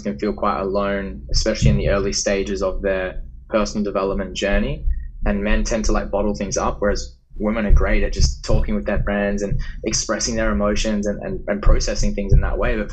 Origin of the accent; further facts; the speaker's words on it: Perth, Western Australia, Australia; I'm from Western Australia. I grew up in Perth